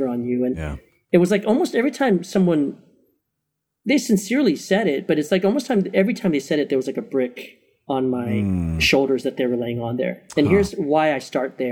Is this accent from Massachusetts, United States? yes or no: no; Maryland, United States; moved away as an adult; also born or lived in Chicago, Illinois; I'm actually originally from Maryland, but my wife and I said we became adults in Chicago for eight years. And then we came back 9 years ago